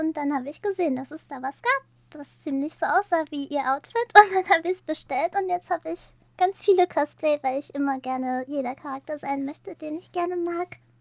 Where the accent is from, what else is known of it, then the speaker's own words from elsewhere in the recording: near Münster, North Rhine-Westphalia, Germany; ich komme ziemlich aus der Nähe von Münster